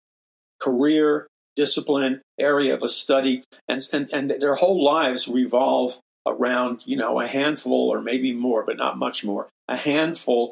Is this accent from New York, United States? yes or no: yes; New York City, New York, United States; I'm a very forceful person because I'm from New York City